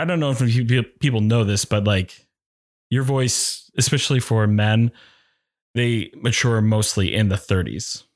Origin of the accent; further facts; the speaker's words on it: Norway, Maine, United States; also born or lived in South Paris, Maine / New York City; I grew up in Western Maine, first growing up in South Paris, and then we moved to Norway. So I've been in the Oxford Hills, ooh, most of my life